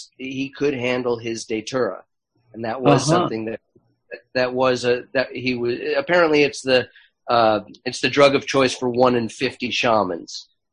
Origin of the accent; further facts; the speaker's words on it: Los Angeles, California, United States; where I grew up in Los Angeles